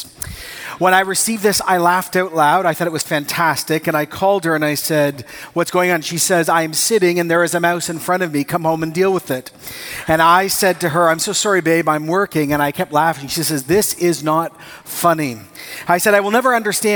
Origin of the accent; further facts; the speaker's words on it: Costa Rica; moved away; I grew up in Costa Rica